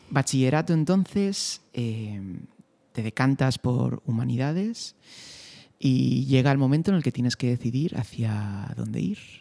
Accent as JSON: {"language": "Spanish", "town": "Fuentidueña de Tajo", "region": "Community of Madrid", "country": "Spain", "said": "ser de Fuentidueña"}